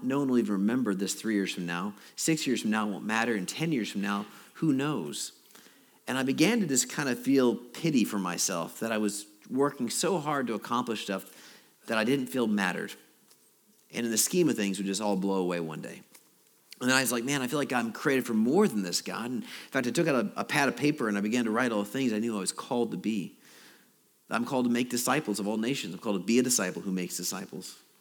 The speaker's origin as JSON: {"language": "English", "region": "Alaska", "country": "United States", "also_born_or_lived": "Chicago", "moved": "yes", "said": "I'm from Alaska"}